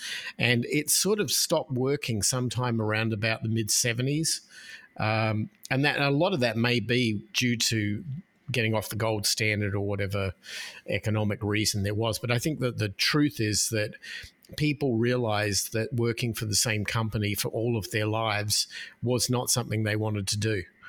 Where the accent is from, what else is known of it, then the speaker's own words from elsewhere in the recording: Australia; moved away as an adult; now in United States; I'm a Australian expat who has lived in the United States for 20 something years, and I came here with nothing but a bag of clothes